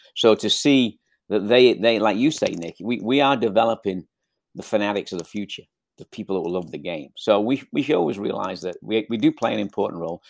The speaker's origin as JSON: {"language": "English", "town": "Southport", "region": "North West England", "country": "United Kingdom", "also_born_or_lived": "Liverpool", "moved": "as an adult", "lives_now": "Ventura, United States", "said": "I'm from Liverpool, Southport, Liverpool"}